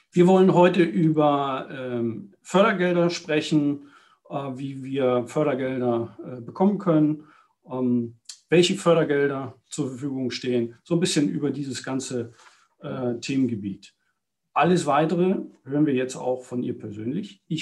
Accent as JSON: {"language": "German", "region": "North Germany", "country": "Germany", "tie": "born or raised there", "said": "War hier in der Nähe von Hamburg äh, dann groß geworden."}